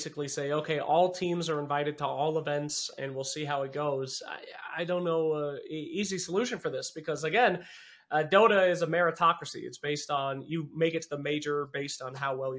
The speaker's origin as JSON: {"language": "English", "country": "United States", "said": "As an American"}